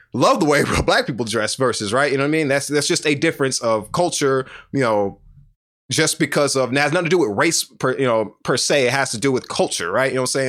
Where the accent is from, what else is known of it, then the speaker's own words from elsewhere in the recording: the South, United States; I'm from the South